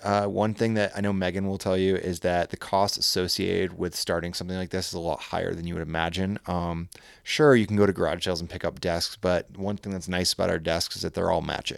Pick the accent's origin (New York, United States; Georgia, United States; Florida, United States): New York, United States; also born or lived in Burlington, Vermont; now in Lake Tahoe, United States; I'm from New York and lived in Burlington